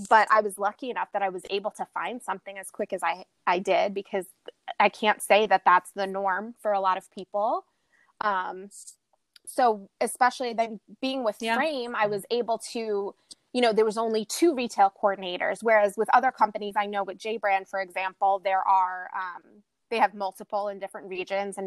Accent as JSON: {"language": "English", "region": "New York", "country": "United States", "tie": "born or raised there", "also_born_or_lived": "Bronx / Little Rock, Arkansas", "said": "being someone who's born and raised in New York"}